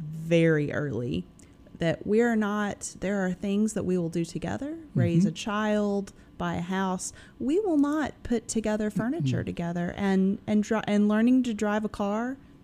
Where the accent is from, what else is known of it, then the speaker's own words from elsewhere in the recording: Memphis, Tennessee, United States; moved away; I tell people I'm from Memphis, but I've spent a lot of time elsewhere, that this is a big, small town.